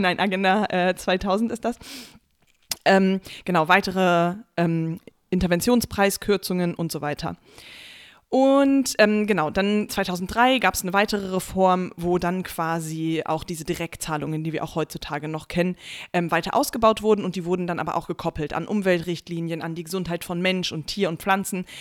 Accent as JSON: {"language": "German", "country": "Germany", "said": "bei uns in Deutschland"}